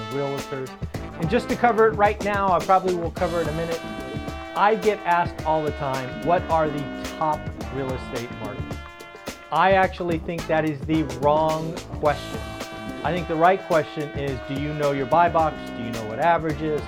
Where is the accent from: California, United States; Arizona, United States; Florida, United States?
California, United States; Silicon Valley; my hometown, the Silicon Valley